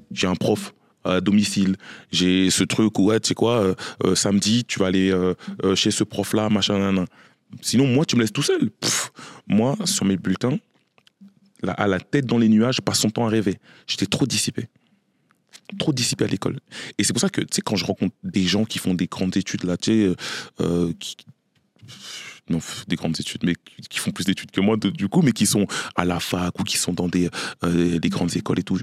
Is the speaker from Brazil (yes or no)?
no; Courcouronnes, Île-de-France, France; je suis né et j'ai grandi à Courcouronne, dans le 91, dans le quartier du Canal